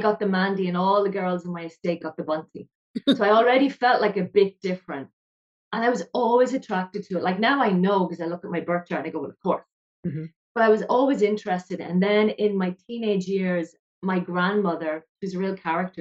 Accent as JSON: {"language": "English", "country": "Ireland", "moved": "yes", "lives_now": "Israel", "said": "I'm an Irish woman living in Israel in the desert in a kibbutz"}